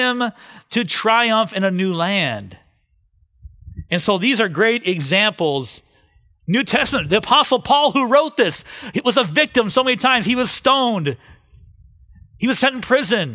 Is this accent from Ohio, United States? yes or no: yes; Cleveland, Ohio, United States; moved away; I grew up in Cleveland